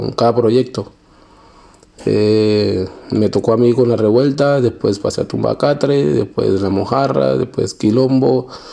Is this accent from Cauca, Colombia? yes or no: yes; Guapi, Cauca, Colombia; moved away as an adult; also born or lived in Bogotá; now in France; nace en Guapi, Cauca